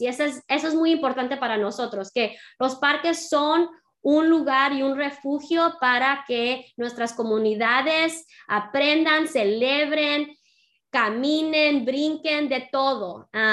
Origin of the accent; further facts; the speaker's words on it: San Diego, California, United States; Nací y crecí en San Diego. Mis padres son de Jalisco, Guadalajara